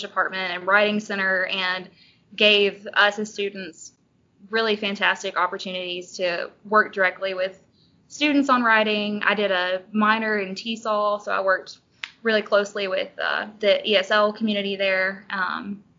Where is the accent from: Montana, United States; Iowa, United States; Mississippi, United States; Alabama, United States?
Mississippi, United States; Long Beach; now in Starkville, United States; I'm from Long Beach, Mississippi